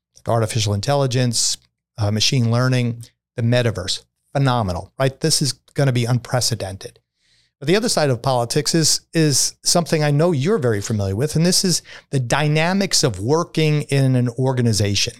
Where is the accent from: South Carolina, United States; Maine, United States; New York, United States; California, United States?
New York, United States; New York City; I'm a kid from Brooklyn